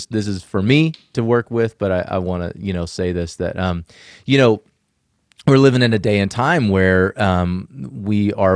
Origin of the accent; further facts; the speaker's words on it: the South, United States; I was a young kid growing up in the South